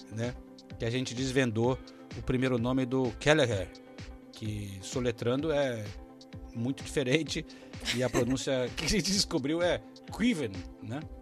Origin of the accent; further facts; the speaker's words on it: Brazil; moved away; eu preciso voltar para o Brasil. Realmente falo ah, um, um pouco como se eu tivesse nos anos 80 ainda, que é quando eu saí de lá